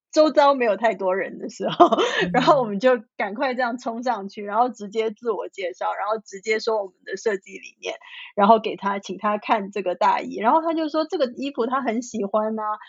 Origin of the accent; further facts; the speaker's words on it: Shanghai, China; now in San Francisco, United States; 我从小是在上海长大，我是一个完，完全全地在 urban city 长大、生活、工作的人